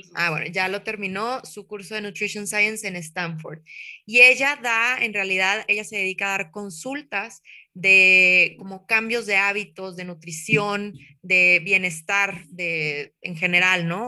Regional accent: Torreón, Coahuila, Mexico; también soy de Torreón

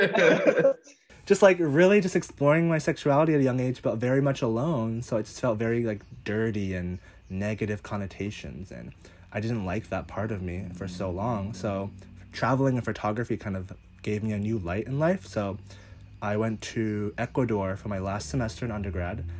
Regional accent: Northern Virginia, United States; moved away as an adult; also born or lived in Los Angeles, United States; now in Hawaii, United States; I grew up in Northern Virginia, so East Coast, born and raised

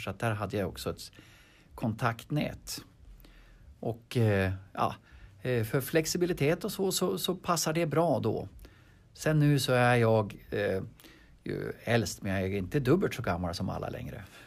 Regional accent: Harbo, Uppsala County, Sweden; jag är född i Harbo. Jag är född på bondgård

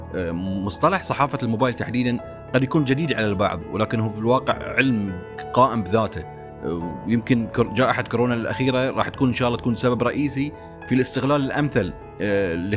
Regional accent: Bahrain; عندنا في البحرين

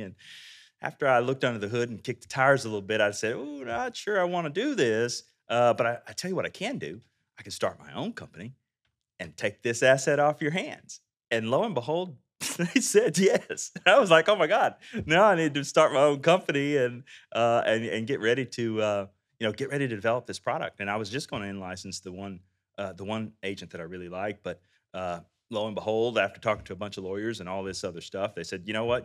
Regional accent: Texas, United States; I'm from Texas.

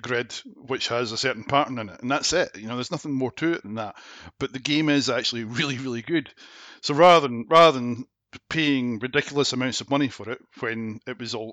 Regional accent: Scotland, United Kingdom; also born or lived in Glasgow / East Neuk, Fife

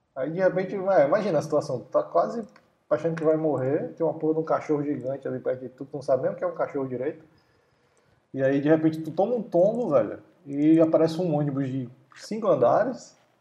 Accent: Brazil; como brasileiro

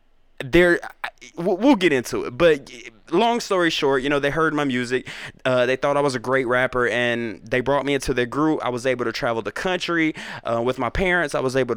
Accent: South Carolina, United States; And my granddad, and I'm from South Carolina. I'm talking about Geechee, low country mofos.

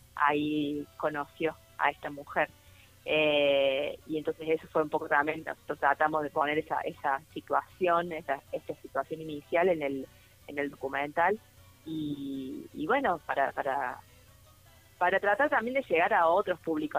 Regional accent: interior of Córdoba, Argentina; como cordobesa del interior, como soy yo también

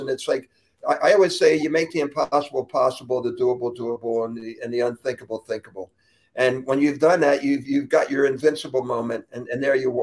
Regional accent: Glenolden, Pennsylvania, United States; moved away as an adult; now in Florida, United States; I grew up in Glen Olden, right off McDade Boulevard

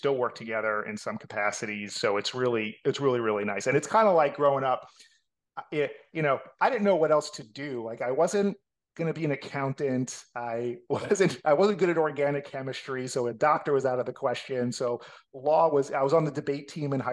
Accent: North Miami Beach, Florida, United States; accent: New York; also born or lived in Atlanta; born and raised in North Miami Beach

